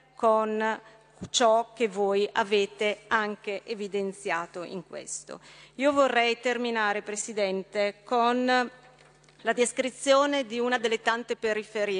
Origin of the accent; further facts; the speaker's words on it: Brescia, Lombardy, Italy; Io da bresciana, l'ho vissuto, lo conosco bene